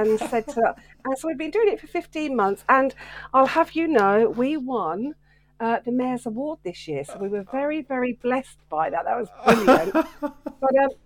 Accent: Welwyn Garden City, East of England, United Kingdom; my hometown centre of Welwyn Garden City

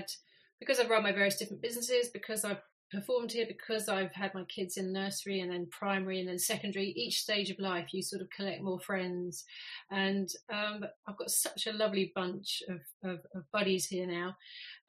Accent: London, United Kingdom; moved away as an adult; growing up in Hampstead

